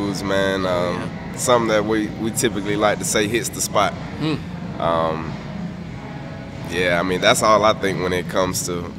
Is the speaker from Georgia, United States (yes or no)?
yes; Atlanta, Georgia, United States; also born or lived in Tennessee State (college); I grew up here in Atlanta, Georgia, pretty much on the south side of Atlanta